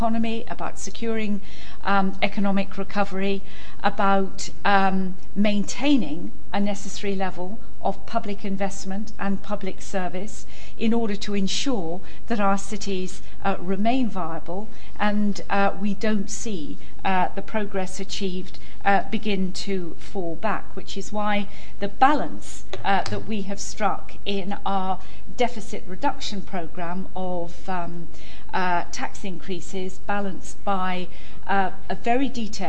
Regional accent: London, United Kingdom; I am a proud Londoner

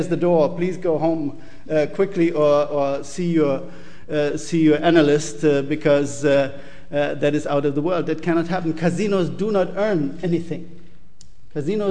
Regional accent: Germany; I'm coming from Germany

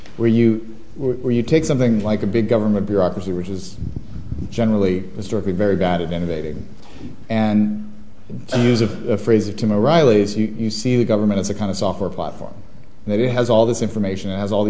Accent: Washington, District of Columbia, United States; D.C., my hometown

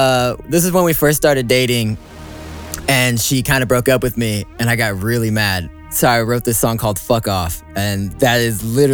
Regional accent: Torrance, California, United States; I grew up in Torrance, California, you know, represent.

